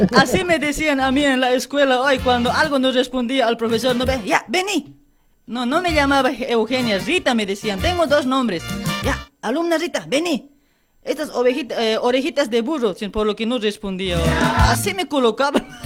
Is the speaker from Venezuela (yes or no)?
no; Luribay, La Paz, Bolivia; del Uribay, de mi pueblo